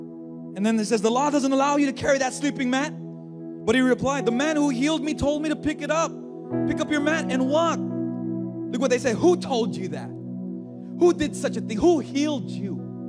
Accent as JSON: {"language": "English", "region": "California", "country": "United States", "also_born_or_lived": "Hawaii", "accent": "Californian", "lives_now": "Philippines", "said": "See, when I came here into the Philippines, I had my Californian accent, right? Like, before I moved to Hawaii, my California, I can't even do the California accent anymore"}